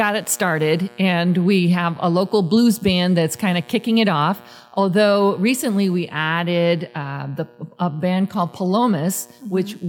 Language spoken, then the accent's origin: English; Chicago, Illinois, United States; now in Mesa, United States; and I grew up in Chicago